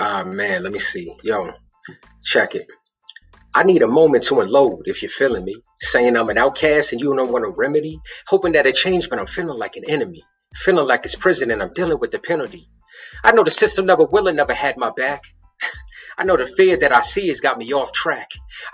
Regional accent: Baltimore, Maryland, United States; But yo, cats, I'm from Baltimore City. It's the hood, this ain't the burbs.

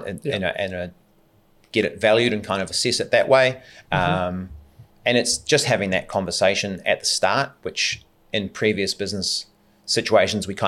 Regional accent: New Zealand; moved away; We're all from New Zealand, so obviously there's always a draw there back to home.

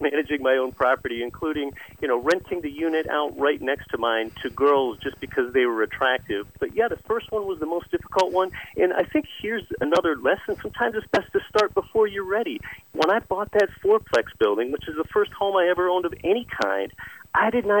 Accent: Pennsylvania, United States; moved away as an adult; also born or lived in Anchorage, Alaska; now in Alaska, United States; as I was growing up in Pennsylvania

